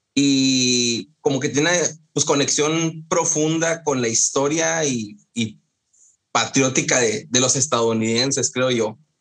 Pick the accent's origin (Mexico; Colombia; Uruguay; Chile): Mexico; Encarnación de Díaz, Jalisco; moved away; mi pueblo, a, La Chona